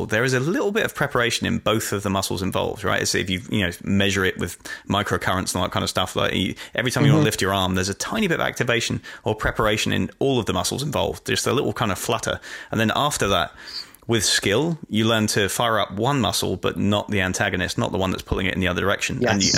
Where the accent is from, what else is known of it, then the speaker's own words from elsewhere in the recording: United Kingdom; accent: English; it comes with being British.